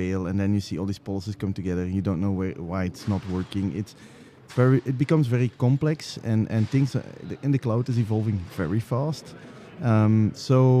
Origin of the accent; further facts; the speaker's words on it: Belgium; I'm from Belgium